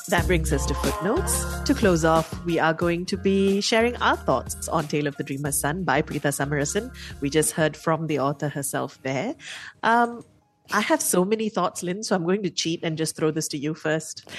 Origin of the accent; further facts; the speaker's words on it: Malaysia; as a Malaysian